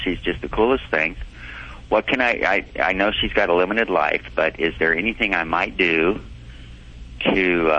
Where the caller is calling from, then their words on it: Kamiah, Idaho, United States; North central Idaho, kind of in the base of the handle, about 150 miles west of Missoula.